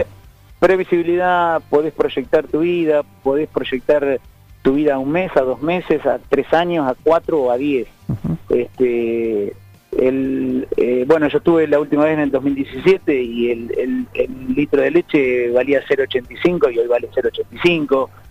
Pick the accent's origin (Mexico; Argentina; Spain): Argentina; soy argentino y amo mi patria